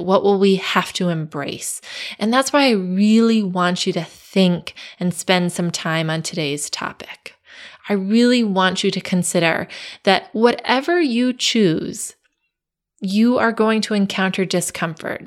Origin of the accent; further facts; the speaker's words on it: Connecticut, United States; I grew up in Connecticut